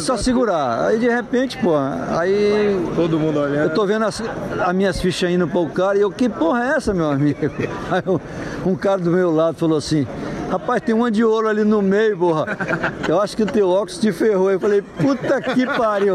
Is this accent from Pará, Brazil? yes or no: no; Nazaré, Bahia, Brazil; now in Brasília, Brazil; eu sou de Nazaré das Farinhas, ali perto, tal, e moro em Brasília já tem 40 anos